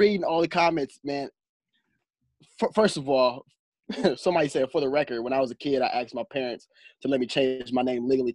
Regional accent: Illinois, United States; also born or lived in Indiana; I'm originally from Indiana, grew up in Illinois

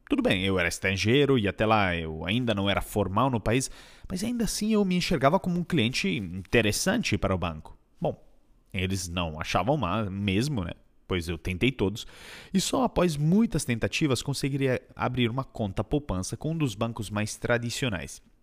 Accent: Colombia; Portuguese is a second language; now in Brazil; Eu sou originário da Colômbia e me mudei para o Brasil em 2013.

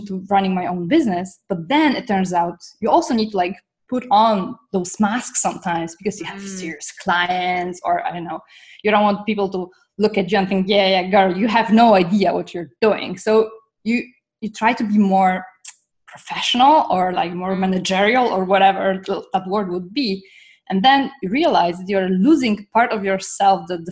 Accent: Poland; moved away as an adult; now in Toronto, Canada; I'm originally from Poland, though I'm sitting in Toronto right now

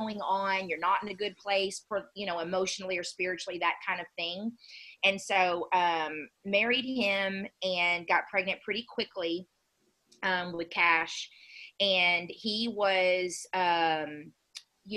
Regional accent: Dayton, United States; moved away as an adult; also born or lived in Houston; I grew up in Dayton

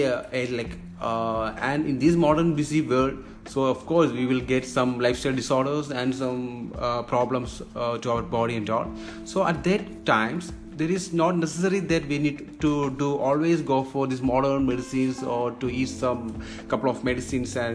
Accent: Kerala, India; moved away as an adult; now in Maldives; I'm basically I'm from India, uh, the southern part. There is God's own country. It's called God's own country. That is from Kerala. So that's a state in India.

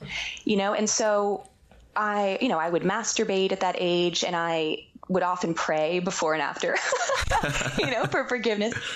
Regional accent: Boston, Massachusetts, United States; moved away; we were growing up in the Boston area

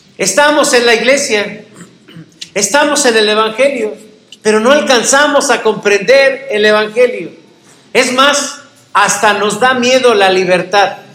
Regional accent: Mexico; como mexicanos

